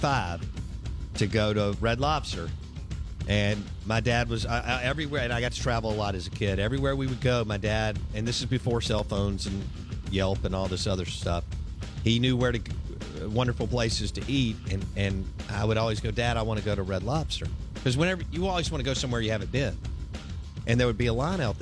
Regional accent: Jackson, Mississippi, United States; my old Belhaven days, which was the greatest neighborhood in the world to grow up

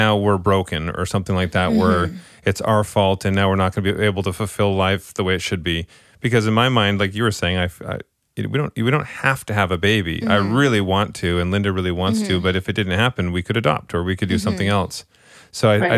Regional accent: Scotland, United Kingdom; I'm Scottish

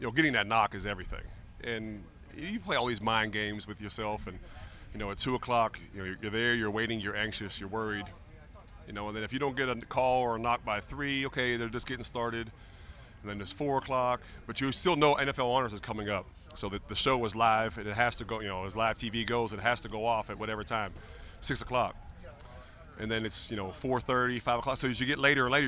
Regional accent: Pittsburgh, Pennsylvania, United States; moved away as an adult; I grew up in Pittsburgh as a big Steeler fan

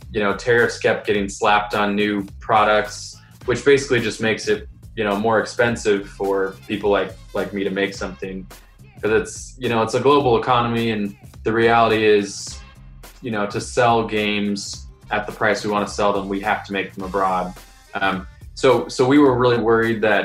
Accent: Columbus, Ohio, United States; I am from Columbus, Ohio

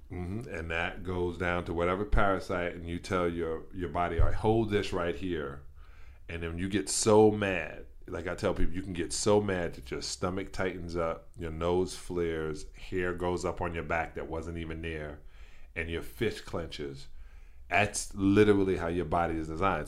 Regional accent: New York, United States; born or raised there

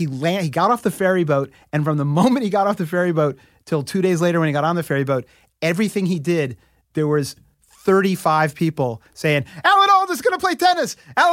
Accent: New York City, New York, United States; You know, I grew up in New York City on the Upper West Side mostly

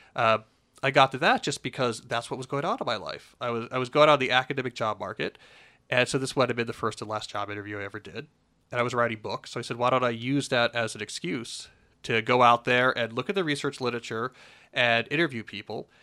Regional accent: New Jersey, United States; born or raised there; moved away

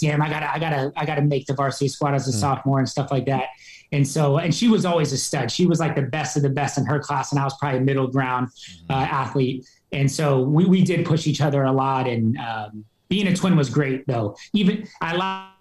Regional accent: Wenatchee, Washington, United States; born or raised there; also born or lived in Seattle, Washington

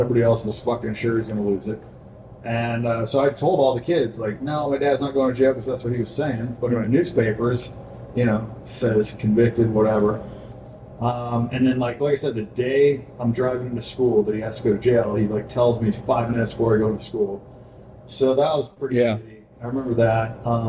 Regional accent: Tampa, Florida, United States; born or raised there

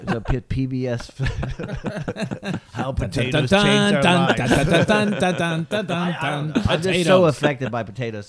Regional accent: Texas, United States; when I grew up in Texas

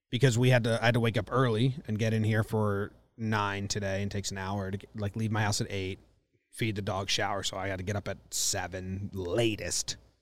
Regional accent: Connecticut, United States; moved away as an adult; Since I was fourteen to, I moved away from Connecticut, twenty-four

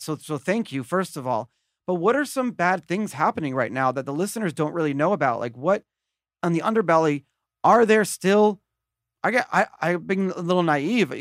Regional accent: United States; as an American

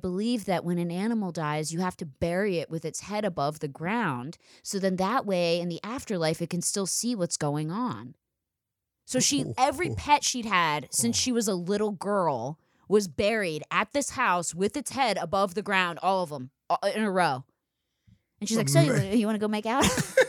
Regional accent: Philadelphia, Pennsylvania, United States; I'm from Philadelphia. Obviously, I'm insane, so you can tell.

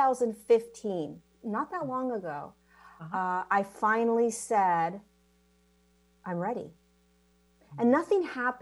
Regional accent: California, United States; I was born in California.

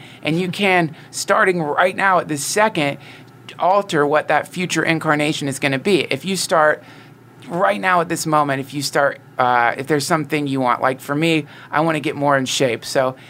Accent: North Carolina, United States; Well, I'm from North Carolina, and my family traveled around a bunch, and my mom was into this stuff

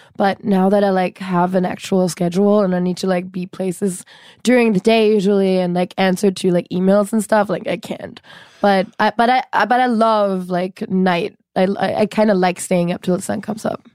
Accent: Cologne, North Rhine-Westphalia, Germany; moved away as an adult; now in Los Angeles, United States; I'm born and raised in Germany

